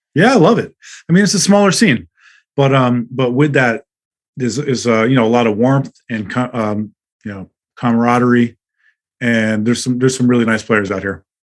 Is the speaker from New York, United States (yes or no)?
yes; Long Island, New York, United States; moved away as an adult; now in Salt Lake City, United States; I grew up um, on Long Island, you know, the suburbs of the city